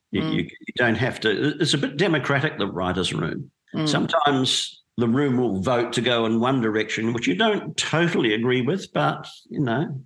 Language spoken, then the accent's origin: English; Dunedin, Otago, New Zealand; I grew up in Dunedin in New Zealand